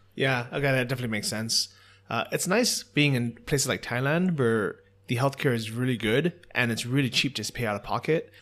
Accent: United States; moved away; as an American

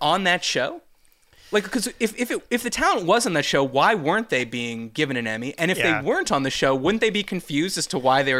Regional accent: Atlanta, Georgia, United States; And when I said I was from Atlanta and they're like, oh, what were you doing there?

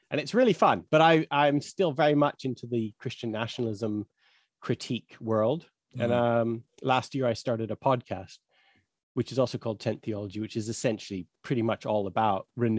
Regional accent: Canada; I grew up in Canada, Western Evangelical Bible Belt.

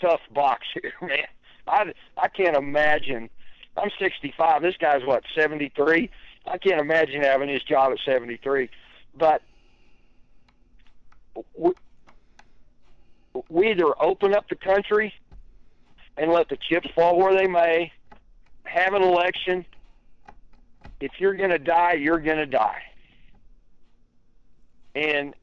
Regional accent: Texas, United States; I'm from Texas

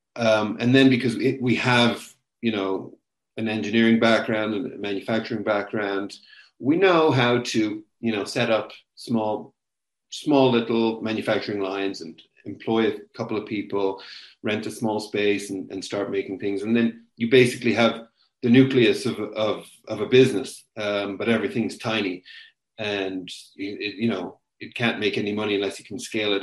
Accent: Limerick, Munster, Ireland; moved away as an adult; also born or lived in United States / China; now in Kenya; I was growing up in Limerick in the west of Ireland. And then from then until 23, when I finished university, I was in Ireland

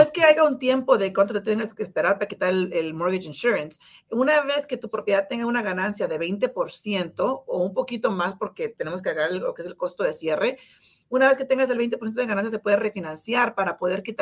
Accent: San Jose, California, United States; Yo soy de San José, sí.

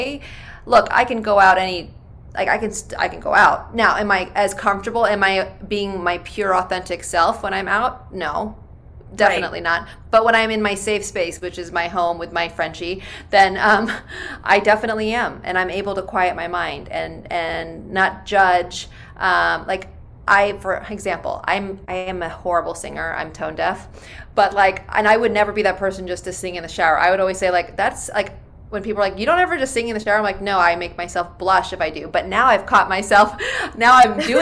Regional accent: Bay Area, California, United States; I'm from the Bay Area

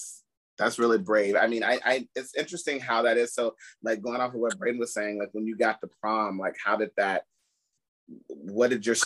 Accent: Oakwood, Texas, United States; moved away; I was born in Oakwood, Texas, and I'm like close by Palestine, and I have family in Grapeland as well

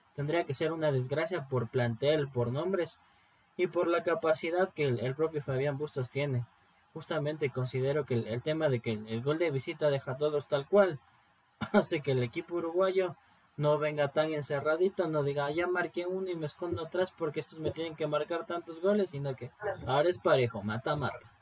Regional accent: Ecuador; como ecuatoriano

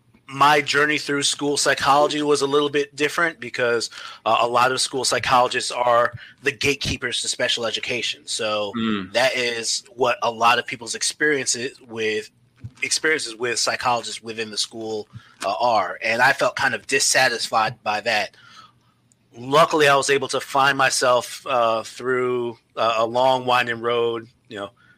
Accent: New York City, New York, United States; I grew up in New York City, New York City public schools

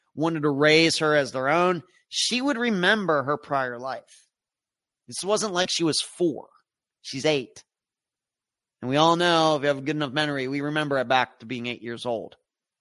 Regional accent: Pennsylvania, United States; Not Pennsylvania, once again, the way I look at my home state.

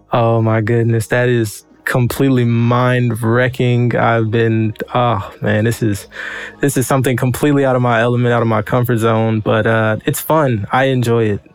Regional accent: Memphis, Tennessee, United States; moved away; I'm originally from Memphis, Tennessee

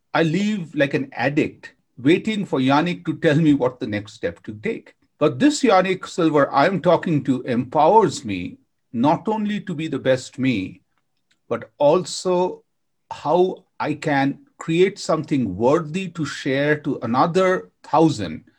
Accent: India; I grew up in India with my grandma

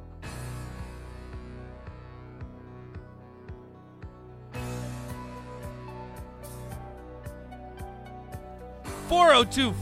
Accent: Virginia, United States; now in Nebraska, United States; I know I'm an outsider. I'm from Virginia

